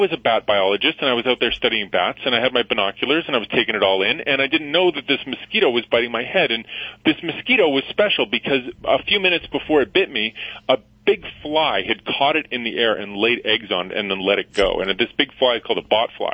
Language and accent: English; Edmonton, Alberta, Canada; I'm from Canada, so I went back to my home in Edmonton